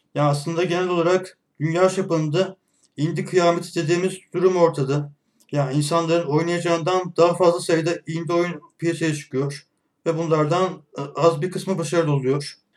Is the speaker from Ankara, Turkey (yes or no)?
yes; Ankara, Turkey; 1988 Ankara doğumluyum